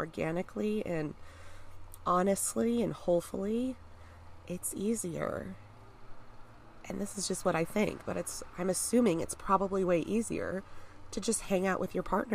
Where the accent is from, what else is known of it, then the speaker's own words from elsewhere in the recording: United States; I'm American